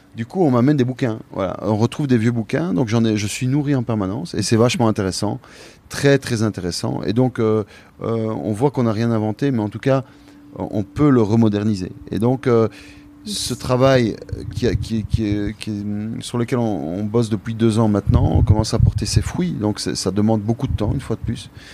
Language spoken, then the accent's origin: French; Belgium; moi je suis belge, je suis issu